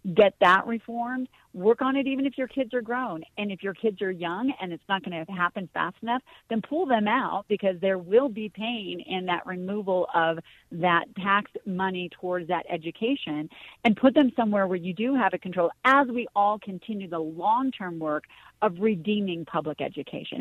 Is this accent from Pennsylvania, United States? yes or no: no; Colorado, United States; also born or lived in Hollywood; I'm from Colorado, but spent time in Hollywood